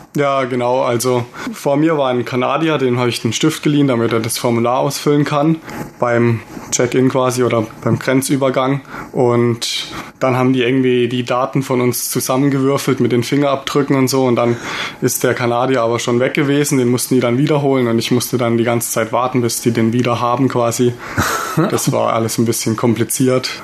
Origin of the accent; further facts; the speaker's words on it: Germany; als Deutscher